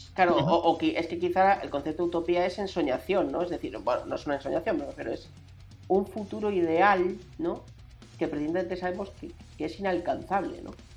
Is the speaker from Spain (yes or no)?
yes; Madrid, Community of Madrid, Spain; como buenos madrileños